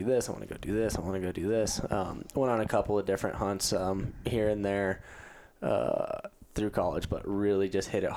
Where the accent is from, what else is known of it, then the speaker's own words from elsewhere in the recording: Lake Arrowhead, California, United States; also born or lived in Whitefish, Montana; now in Bozeman, United States; I born and raised in California